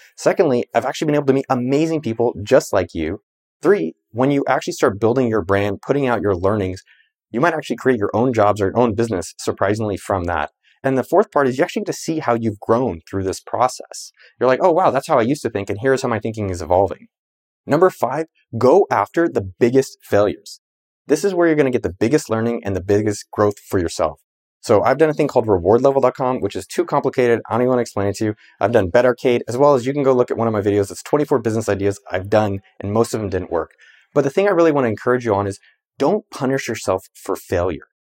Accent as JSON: {"language": "English", "town": "Cupertino", "region": "California", "country": "United States", "tie": "born or raised there", "said": "I grew up in the Bay Area about two miles from Apple's campus in Cupertino, California"}